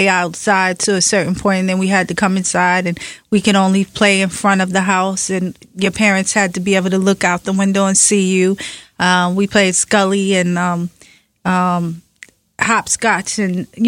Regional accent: New York City, New York, United States; also born or lived in Clinton Hill, Brooklyn; when we first moved there from Bed-Stuy, I remember it was such an upgrade from where I grew up on Madison between Nostrand and Marcy

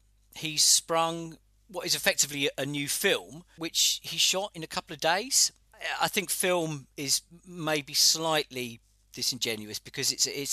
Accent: Hastings, South East England, United Kingdom; I grew up in Hastings

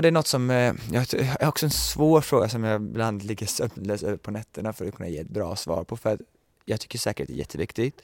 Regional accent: Sweden; moved away

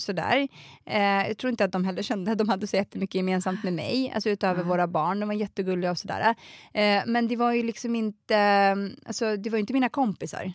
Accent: Botkyrka, Stockholm County, Sweden; jag är uppvuxen i Alby som är en jätteliten förort

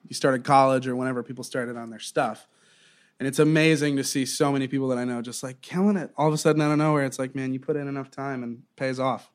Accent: Southwest Florida, United States; moved away as an adult; also born or lived in Eugene, Oregon / Wilmington, North Carolina; now in New York, United States; I kind of grew up in in Southwest Florida

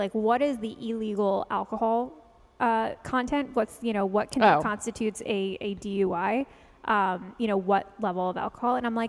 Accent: New York City, New York, United States; moved away as an adult; now in Los Angeles, United States; So I had actually never owned a car because I grew up in New York City and didn't get my license until I was 23.

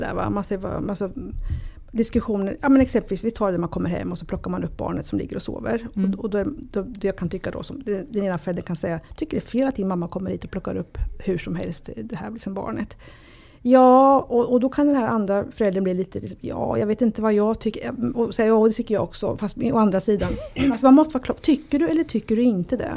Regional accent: Sweden; jag är ju född i Sverige, mina föräldrar kommer från Italien

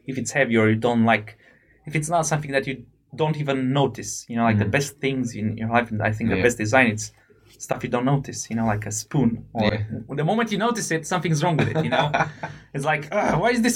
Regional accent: Romania; moved away as an adult; now in United Kingdom; I come from Romania

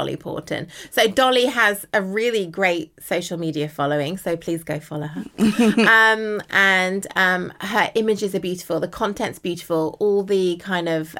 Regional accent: United Kingdom; I'm a British model

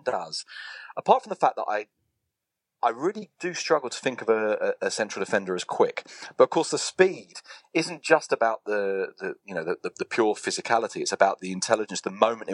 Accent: England, United Kingdom; moved away as an adult; now in Spain; I'm too English in this, even after God knows how many years in Spain

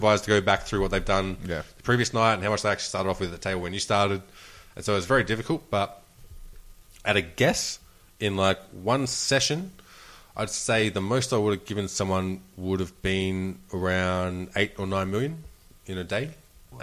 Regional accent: Australia; I'm Australian

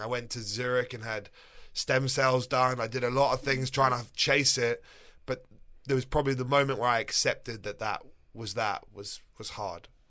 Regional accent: England, United Kingdom; moved away as an adult; also born or lived in New York, United States / Florida, United States; now in United States; I grew up in England till I was twenty-seven

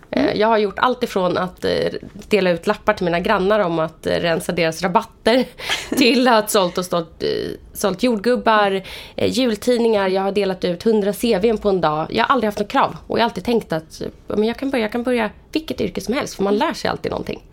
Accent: Vallentuna, Stockholm County, Sweden; Jag kommer från uppväxt i Vallentuna. Mm. Jag lämnade Vallentuna i två år men nu är jag mm. faktiskt tillbaka där.

